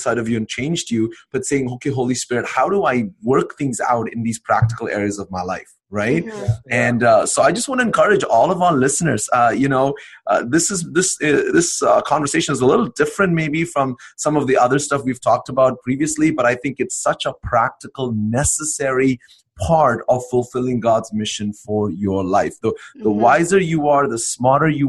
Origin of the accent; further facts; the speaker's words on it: India; moved away as an adult; now in Canada; I went from being an Indian citizen, although I lived in Canada now for about 15 years almost now, I went from being an Indian citizen to a Canadian citizen